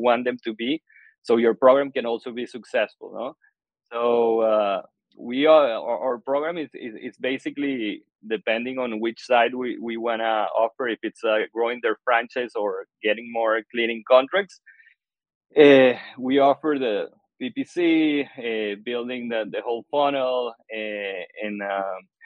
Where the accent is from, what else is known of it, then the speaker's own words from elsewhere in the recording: Venezuela; English is a second language; moved away as an adult; now in United States; I'm originally from Venezuela and moved to the U.S. I guess almost 7 years ago